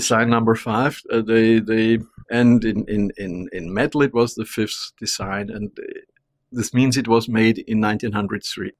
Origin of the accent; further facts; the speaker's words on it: Vienna, Austria; I'm from Vienna, I'm a little Viennese, I was born there.